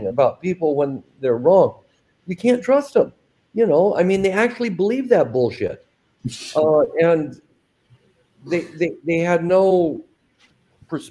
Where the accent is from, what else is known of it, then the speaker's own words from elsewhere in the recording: Ontario, Oregon, United States; my hometown, Ontario, Oregon